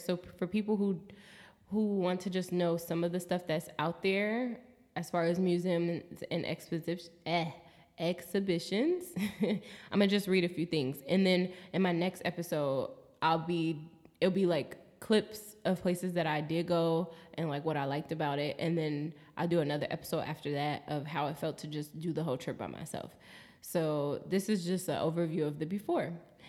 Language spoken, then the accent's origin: English; United States; accent: American; But I'll say it in my American accent too, Rotterdam.